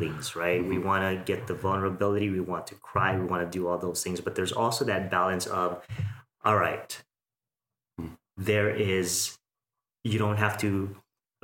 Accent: Philippines; now in Las Vegas, United States; I'm Filipino

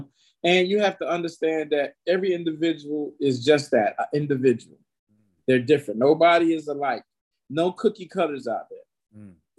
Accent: the South, United States; that was a thing that I learned from growing up in the South, being hospitable.

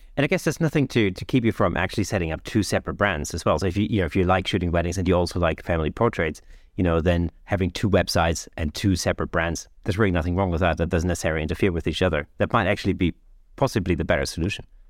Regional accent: United Kingdom; we used to use in Britain

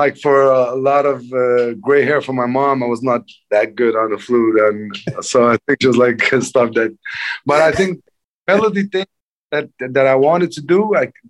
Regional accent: Denmark; English is a second language; also born or lived in Lebanon; I was born in Lebanon in 82. And like, I think in 86 or 87, we ran away from Lebanon in the war and got to Denmark. So it's like September 86.

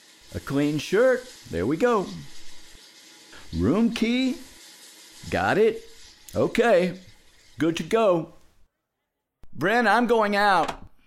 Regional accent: Fort Worth, Texas, United States; Fort Worth originally.

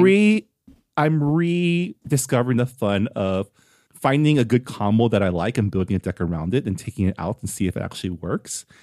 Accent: San Gabriel, California, United States; the city of San Gabriel, which is my hometown

